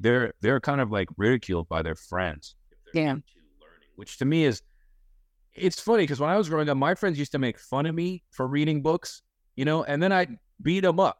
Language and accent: English; Pompano Beach, Florida, United States; Now I'm from Pompano Beach, Florida. So I used to drive through Parkland all the time.